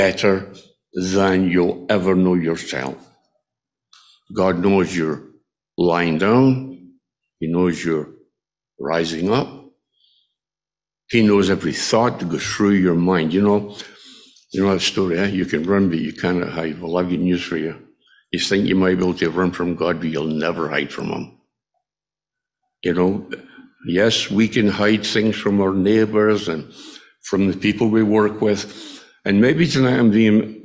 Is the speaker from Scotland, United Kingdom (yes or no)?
yes; Scotland, United Kingdom; moved away; my hometown in Scotland